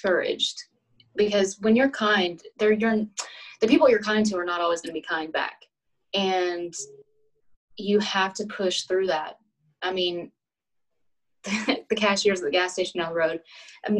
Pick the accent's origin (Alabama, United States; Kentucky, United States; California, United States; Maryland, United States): Alabama, United States; accent: Southern